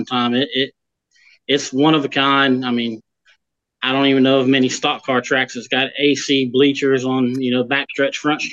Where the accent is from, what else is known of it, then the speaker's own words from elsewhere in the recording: Florida, United States; moved away; I'm originally from Florida, so I've always, you know, had ties to Florida